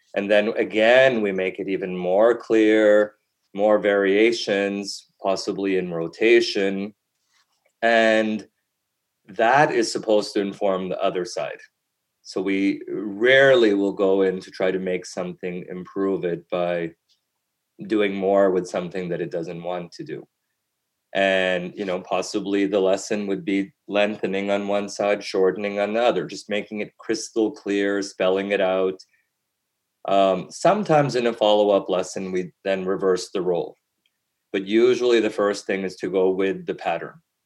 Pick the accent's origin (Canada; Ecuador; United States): Canada; also born or lived in Europe; growing up in Canada